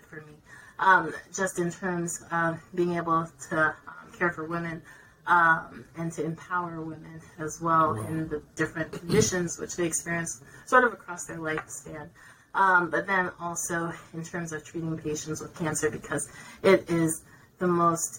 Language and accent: English; New Jersey, United States; moved away as an adult; also born or lived in Rhode Island / Connecticut / Georgia / Minnesota; I am from New Jersey originally.